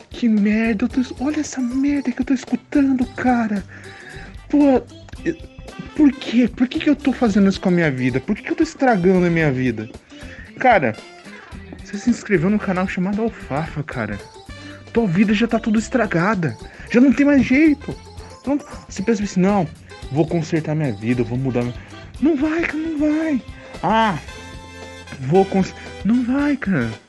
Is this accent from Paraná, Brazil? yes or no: yes; Curitiba, Paraná, Brazil; Minha horta! Olha só como eu sou curitibano, cara.